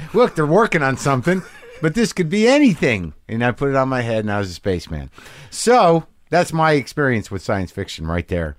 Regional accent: New Mexico, United States; I grew up in New Mexico

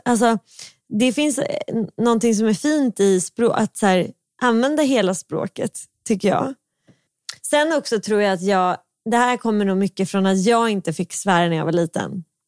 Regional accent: Stockholm, Stockholm County, Sweden; accent: stockholmska; jag har ju väldigt mycket stockholmska

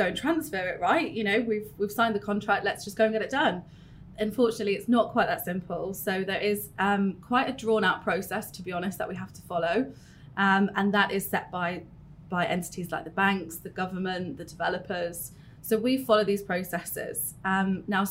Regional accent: Newcastle upon Tyne, North East England, United Kingdom; moved away as an adult; now in Dubai, United Arab Emirates; I've been in Dubai with Allsop and Allsop, but I'm originally from Newcastle.

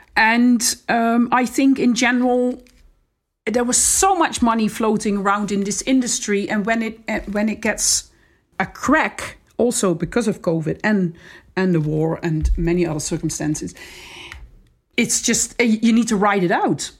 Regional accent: Netherlands; moved away as an adult; also born or lived in Amsterdam / Australia; I'm from the Netherlands, so it's fair to say that we, I'm, c, I'm coming from a very safe country.

